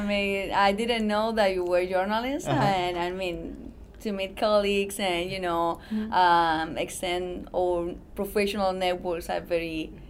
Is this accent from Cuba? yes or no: yes; Cuba; moved away as an adult; now in United States; I'm from Cuba. I came to the United States 3 years ago after graduating from journalism in Cuba.